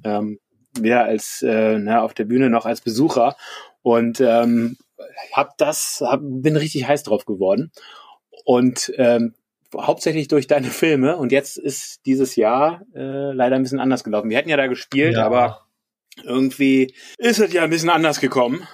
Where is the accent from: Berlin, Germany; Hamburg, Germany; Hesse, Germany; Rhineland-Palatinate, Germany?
Berlin, Germany; now in Düsseldorf, Germany; ich bin eigentlich aus Berlin